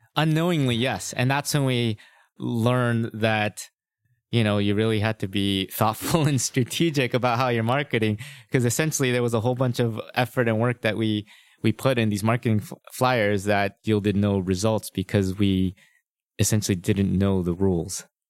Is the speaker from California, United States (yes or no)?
yes; La Cañada Flintridge, California, United States; I'm a Los Angeles native. I was born and raised in Los Angeles. I, uh, grew up in La Cunada, which is near Pasadena and Glendale